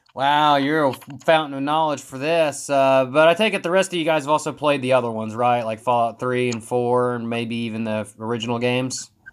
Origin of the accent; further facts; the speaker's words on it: West Virginia, United States; We're all from West Virginia